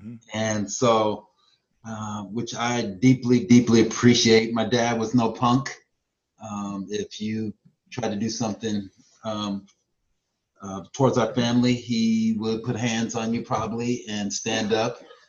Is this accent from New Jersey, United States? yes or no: no; Louisiana, United States; now in Tacoma, United States; And I grew up in Louisiana and migrated to Tacoma, Washington.